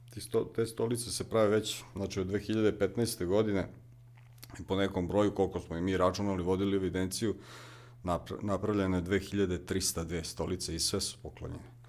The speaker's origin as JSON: {"language": "Croatian", "town": "Rakovac", "region": "Vojvodina", "country": "Serbia", "said": "dolazim iz, tu sam komšija, iz Rakovca, malo fruškogorsko mesto, na, na, na padina Fruške gore"}